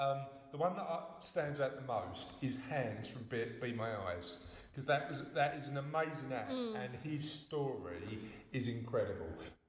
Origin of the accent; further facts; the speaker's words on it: London, United Kingdom; moved away; I'm from the East End of London originally